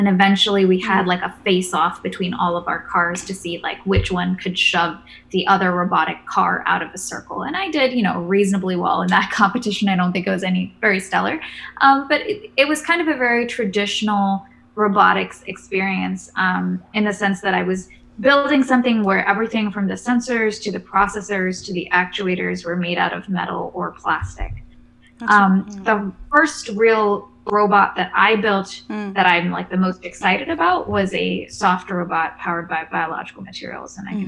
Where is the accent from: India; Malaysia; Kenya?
Kenya; So probably my very first memories are a child were growing up in Kenya, where both my parents, they're both engineers.